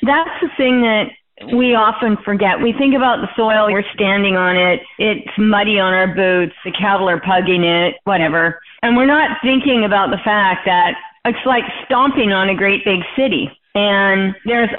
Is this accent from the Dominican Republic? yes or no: no; Calgary, Alberta, Canada; I grew up mostly in Calgary, Alberta, Canada